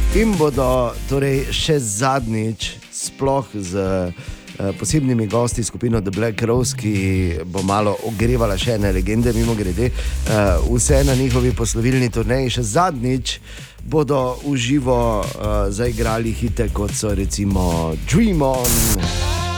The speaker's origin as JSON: {"language": "Slovenian", "country": "Slovenia", "said": "smo Slovenci"}